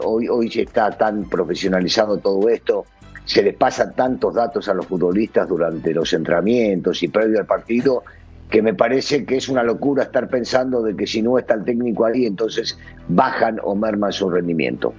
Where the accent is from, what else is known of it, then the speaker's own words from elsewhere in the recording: Argentina; sigo siendo argentino